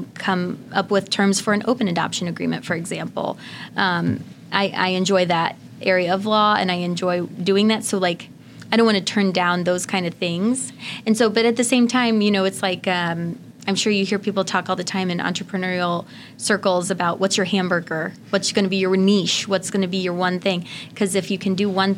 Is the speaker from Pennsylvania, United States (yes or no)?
no; Indiana, United States; now in Illinois, United States; my home state of Indiana